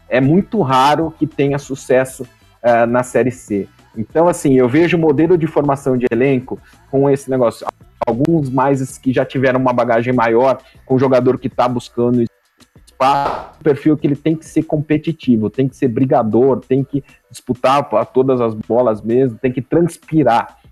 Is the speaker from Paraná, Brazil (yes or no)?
no; São Paulo, Brazil; Eu sou de São Paulo